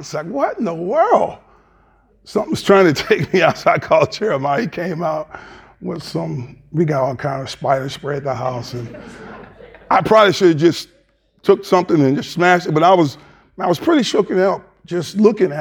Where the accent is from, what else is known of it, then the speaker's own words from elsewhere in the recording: the South, United States; moved away; also born or lived in Michigan; I'm from the South, but I'm still trying to get reacclimated to the South